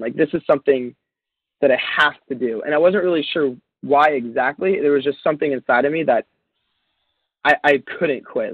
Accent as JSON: {"language": "English", "town": "Encinitas", "region": "California", "country": "United States", "said": "I'm from Encinitas, California, which, if you don't know, that's this quirky little beach town by San Diego."}